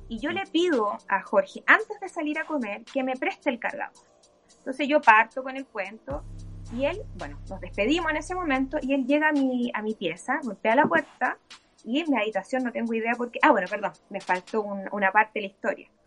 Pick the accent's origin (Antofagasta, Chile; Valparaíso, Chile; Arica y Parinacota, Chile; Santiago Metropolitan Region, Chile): Antofagasta, Chile; born there; te insisto, yo nací en Antofagasta, mis vacaciones de universitaria, hasta ahí llegué con mi relación con Antofagasta